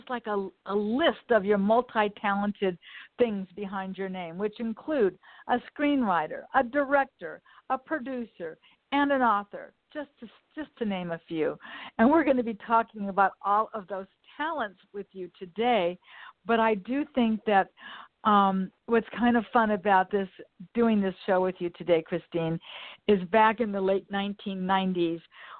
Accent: United States; I grew up right here in Westchester.

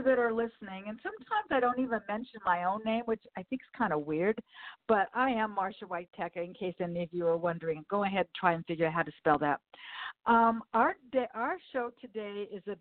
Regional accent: Southern California, United States; I've been here since I was born

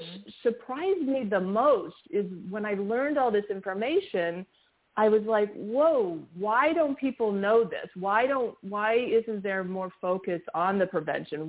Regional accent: Los Angeles, California, United States; also born or lived in New York; my family moved here when

